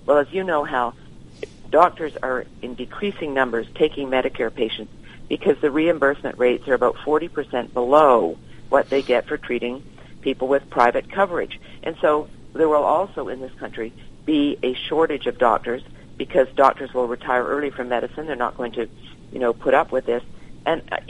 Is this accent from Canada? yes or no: yes; Canada; now in United States; being Canadian